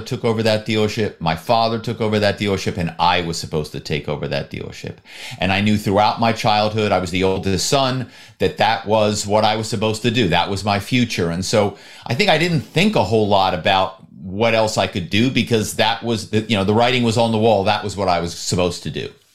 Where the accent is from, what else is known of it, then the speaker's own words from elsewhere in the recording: Philadelphia, Pennsylvania, United States; my hometown is Philadelphia